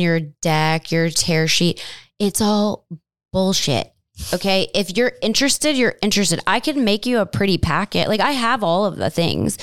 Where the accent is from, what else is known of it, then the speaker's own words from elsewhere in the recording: Cleveland, Ohio, United States; moved away as an adult; now in Chicago, United States; I am a Midwest girl born and raised in Cleveland, Ohio